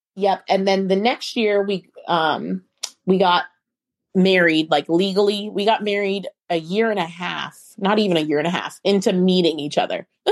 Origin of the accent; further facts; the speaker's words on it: Ohio, United States; moved away as an adult; also born or lived in Alabama; now in Atlanta, United States; I was born in the United States. I grew up in Ohio